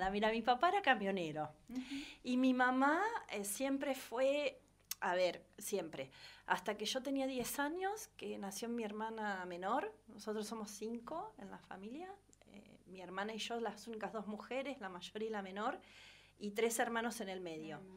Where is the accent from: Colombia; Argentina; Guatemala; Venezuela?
Argentina; Bonifacio, Buenos Aires Province; born there; also born or lived in Henderson / Salazar / La Plata; Yo fui una migrante toda mi vida desde que nací. Nací en Bonifacio, Laguna Alcina, partido de Guaminí, ah, cerca de Pigüé, Bahía, eh, está a doscientos y pico de kilómetros también de Bahía, pero provincia de Buenos Aires.